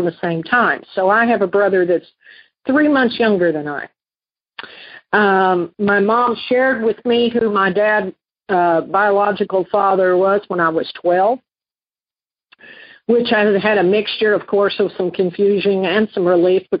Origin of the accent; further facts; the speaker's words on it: Western Kentucky, United States; I grew up in Western Kentucky in a very rural area